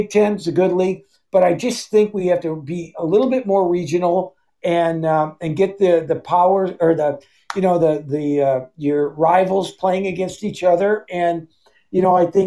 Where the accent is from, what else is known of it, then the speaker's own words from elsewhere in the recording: Hibbing, Minnesota, United States; moved away; growing up in Hibbing, all we got for hockey was literally hockey night in Canada